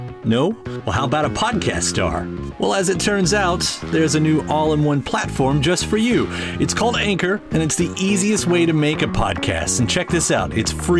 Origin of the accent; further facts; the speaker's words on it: Louisville, Kentucky, United States; my hometown right here in Louisville.